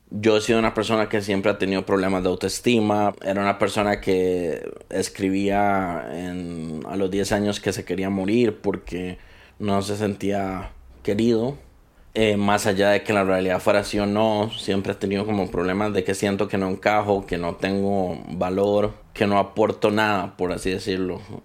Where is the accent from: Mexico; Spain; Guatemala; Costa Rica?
Costa Rica; Soy costarricense